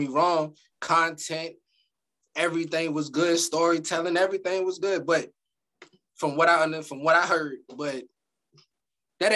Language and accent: English; Virginia, United States; now in North Carolina, United States; being that I'm from Virginia and I live in Carolina